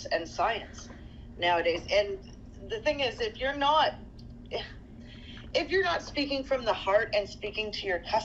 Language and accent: English; Toronto, Ontario, Canada; I was raised in Toronto